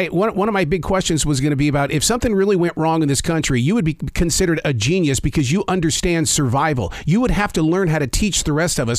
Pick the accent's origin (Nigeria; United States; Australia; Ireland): United States; Montana; now in Carolina, United States; I'm from Montana. I know that mountain range.